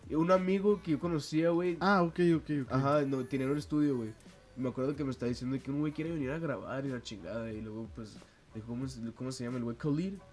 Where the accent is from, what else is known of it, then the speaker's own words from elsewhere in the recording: United States; Spanish is a second language; Perdón, güey, soy gringo.